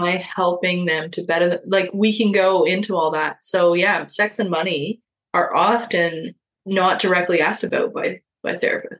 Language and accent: English; Toronto, Ontario, Canada; my childhood growing up in Parkdale in Toronto